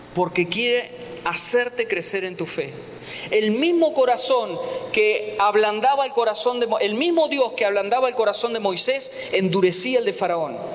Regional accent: Argentina; moved away

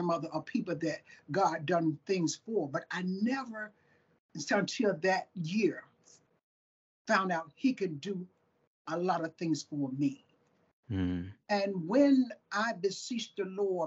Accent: Tuscaloosa, Alabama, United States; now in Sweetwater, United States; I was born in Tuscaloosa, Alabama. Lived like 10 minutes from University of Alabama. So I'm down in Alabama

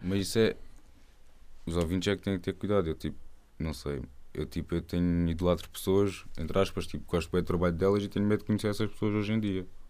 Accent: Algarve, Portugal; Eu sou do Algarve.

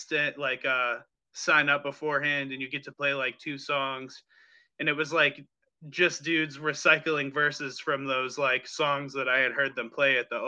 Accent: New England, United States; even though I come from New England, I want to kind of like see all the different places

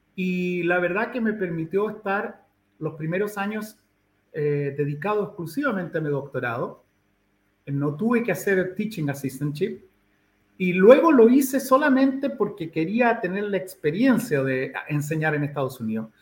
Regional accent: Santiago, Santiago Metropolitan Region, Chile; now in Puerto Williams, Chile; yo nací en Chile, en Santiago de Chile, en el 6 de octubre de 1960, en la Clínica Santa María, que era una clínica muy tradicional, ¿no? En Santiago. Y crecí

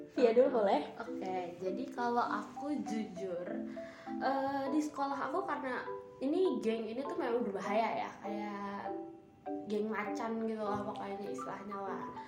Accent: Indonesia; kita kan emang bukan orang Korea kita kan orang Indonesia

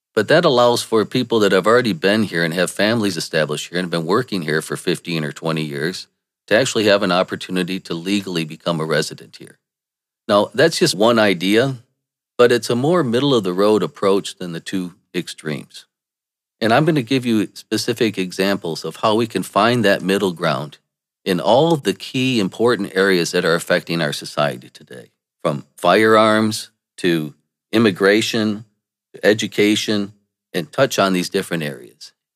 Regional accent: Saginaw, Michigan, United States; I was born in Saginaw, Michigan

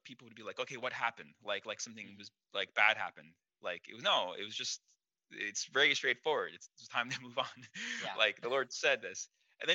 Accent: East Coast, United States; moved away as an adult; also born or lived in New York City; now in Burbank, United States; I'm an East Coast person my whole life

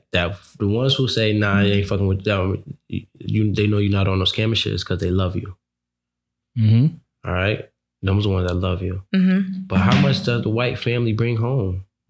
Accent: New York, United States; I'm from New York.

